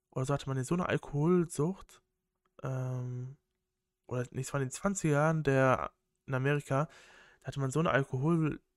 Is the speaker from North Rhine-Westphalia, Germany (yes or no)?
yes; North Rhine-Westphalia, Germany; ich komme so aus Kreis Köln, da ist der Karneval ein richtiges Ding